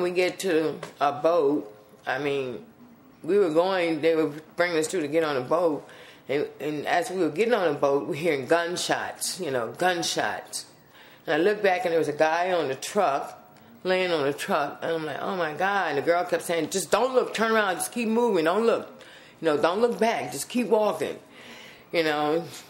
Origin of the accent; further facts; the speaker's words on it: New Orleans, Louisiana, United States; I'm from New Orleans, Louisiana